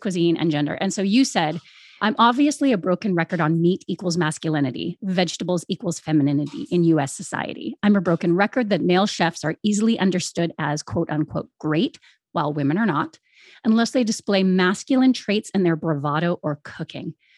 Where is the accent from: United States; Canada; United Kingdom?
Canada; growing up in Canada